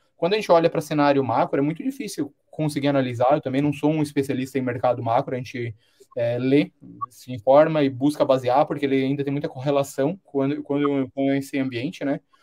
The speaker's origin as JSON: {"language": "Portuguese", "country": "Brazil"}